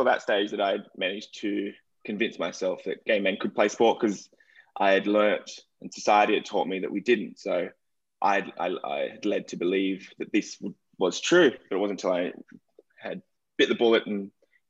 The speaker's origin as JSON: {"language": "English", "country": "Australia", "moved": "yes", "said": "I am Australian, obviously."}